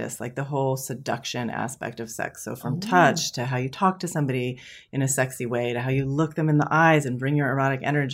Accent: San Francisco, California, United States; I was born in San Francisco to hippie parents

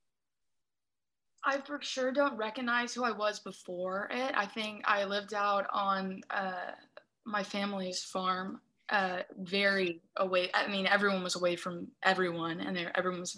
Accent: Austin, Texas, United States; also born or lived in New Hampshire; now in Dallas, United States; I grew up in Austin. My family moved us to Dallas. That's where I'm from.

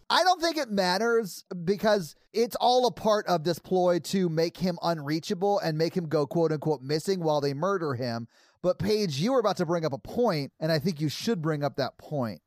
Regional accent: Nashville, Tennessee, United States; I've born and raised in Nashville

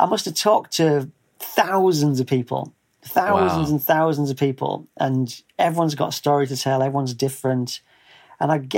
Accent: North East England, United Kingdom; moved away as an adult; grew up in the northeast of England, which it's about 120 miles north of Sheffield.

